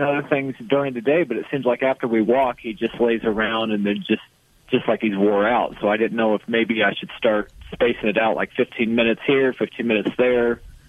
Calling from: Indiana, United States; I'm calling from Indiana.

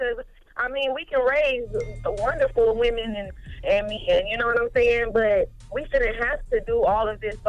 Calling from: Indianapolis, Indiana, United States; I'm from the West Side, Indianapolis.

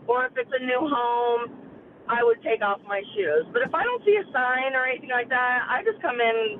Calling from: Dayton, Ohio, United States; I'm not from Florida. I'm in Dayton, Ohio.

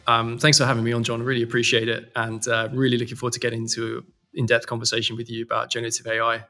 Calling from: London, United Kingdom; I'm based in London. This is our office here in London, in Old Street.

